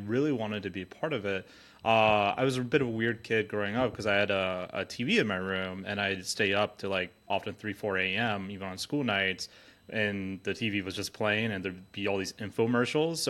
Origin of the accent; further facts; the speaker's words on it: Alaska, United States; born and raised in Alaska